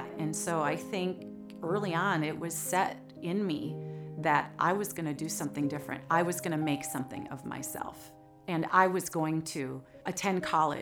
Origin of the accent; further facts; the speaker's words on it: Hugo, Minnesota, United States; I grew up in Hugo, Minnesota.